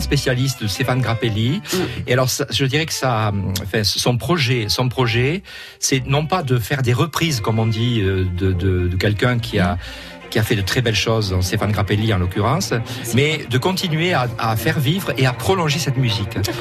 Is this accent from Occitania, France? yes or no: yes; Perpignan, Occitania, France; moved away; also born or lived in Charente-Maritime; je suis perpignanais, mais j'ai vécu en Charente-Maritime, je me suis installé dans l'Aspre